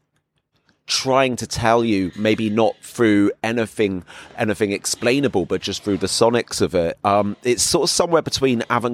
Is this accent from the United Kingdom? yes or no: yes; England, United Kingdom; moved away as an adult; now in Berlin, Germany; I'm English. But I've been living here for about 6 years now